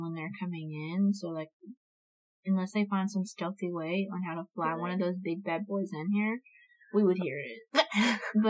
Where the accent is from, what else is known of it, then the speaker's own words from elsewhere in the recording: Eglin, Florida, United States; now in Bossier City, United States; Eglin, which is my hometown